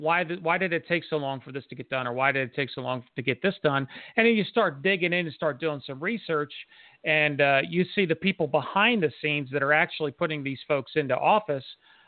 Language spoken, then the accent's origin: English; Harrisburg, Pennsylvania, United States; moved away as an adult; I was born in Harrisburg, and of course, when I graduated high school, I ended up leaving for the military. So I was gone for almost 20 years. Didn't come back into Pennsylvania for 20 some years.